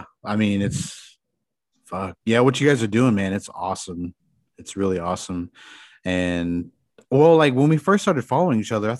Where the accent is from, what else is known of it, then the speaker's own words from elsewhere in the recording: Pawnee, Oklahoma, United States; I'm from Pawnee.